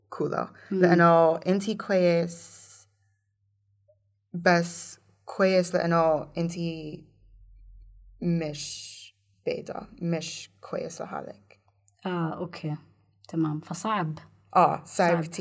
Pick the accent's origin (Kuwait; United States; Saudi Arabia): United States; Indiana; Arabic is a second language; مايك بنس أوكي. من انديانا من مدينتي